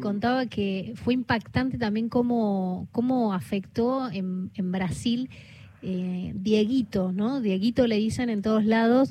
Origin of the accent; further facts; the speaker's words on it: Córdoba, Argentina; yo como cordobesa